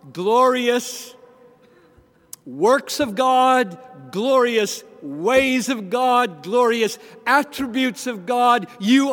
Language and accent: English; Greenville, South Carolina, United States; I grew up in the Southern Baptist Church in Greenville, South Carolina